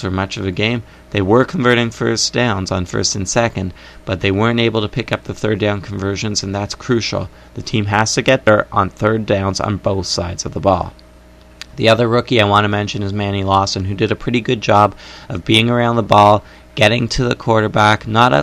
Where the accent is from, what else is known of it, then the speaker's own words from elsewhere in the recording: Canada; I am Canadian